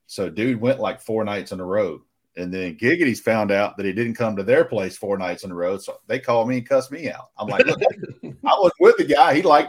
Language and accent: English; Rome, Georgia, United States; You came to my hometown, took y'all out to eat, gave us beer. So y'all had an official visit to Rome.